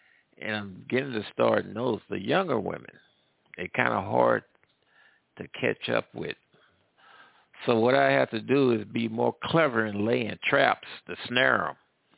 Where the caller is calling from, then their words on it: Midwest, United States; I'm calling from the Midwest.